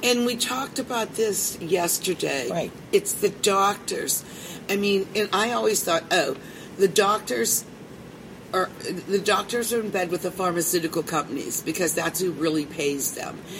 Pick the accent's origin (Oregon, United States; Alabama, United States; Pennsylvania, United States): Pennsylvania, United States; Pittsburgh; I'm from Pittsburgh